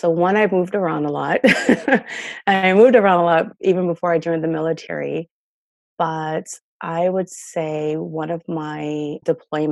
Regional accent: New Jersey, United States; I grew up in North Jersey

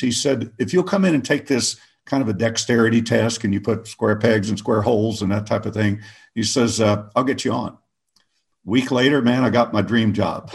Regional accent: Oklahoma, United States; moved away as an adult; I grew up in Oklahoma

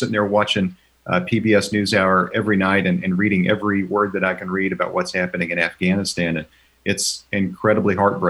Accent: Seminole, Oklahoma, United States; my hometown of Seminole

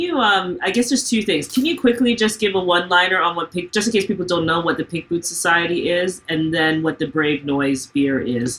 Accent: Ontario, Canada; I'm in Ontario and I'm from Ontario. We're all Ontarians.

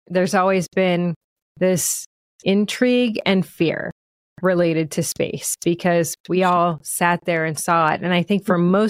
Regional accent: Akron, Ohio, United States; I'm from Akron, Ohio

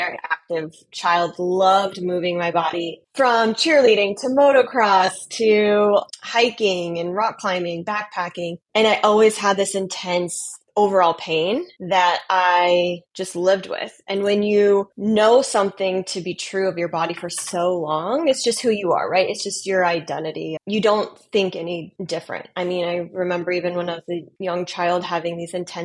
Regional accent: Montana, United States; moved away as an adult; also born or lived in Los Angeles, United States / Metro Detroit, Michigan, United States; now in Detroit, United States; I am originally from Montana, born and raised in Montana

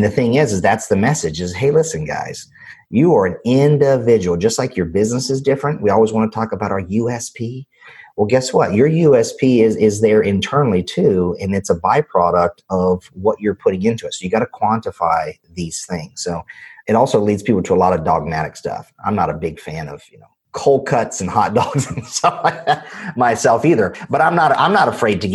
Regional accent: North Carolina, United States; I'm from North Carolina, right? And I grew up in a single wide trailer

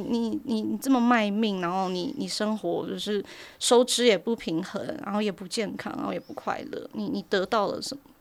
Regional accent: Taiwan; 身为一个台湾人

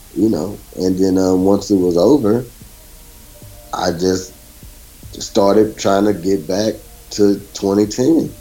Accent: Beaumont, Texas, United States; moved away as an adult; also born or lived in Chicago; I'm actually from Beaumont, Texas. I'm not from the Midwest. I'm from uh, Southeast Texas

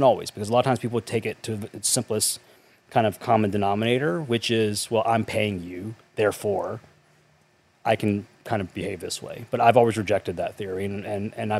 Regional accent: North Carolina, United States; I grew up in North Carolina in a small town

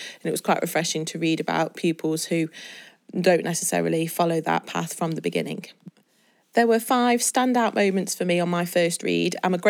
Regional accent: England, United Kingdom; Why do people feel awkward to say that we're British, because this is where we're from England?

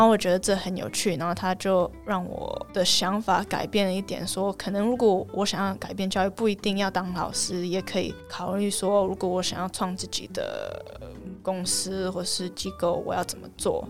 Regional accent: Canada; Chinese is a second language; moved away as an adult; also born or lived in Taiwan / Toronto, Canada; now in Helsinki, Finland; 我是在加拿大长大的深的，然后长大的台湾人。然后我大学我是念经济系，在多伦多大学，然后后来我又回来台湾一年来教英文，可是后来我就去芬兰去念研究所

